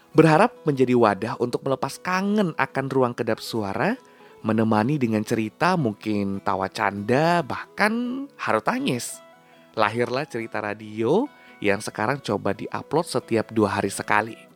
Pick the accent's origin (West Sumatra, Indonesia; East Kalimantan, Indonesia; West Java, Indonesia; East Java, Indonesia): West Sumatra, Indonesia; Padang; now in Yogyakarta, Indonesia; lahir dan besar di kota Rendang Padang, Sumatera Barat. Sekarang merantau di kota Gudeg, Yogyakarta.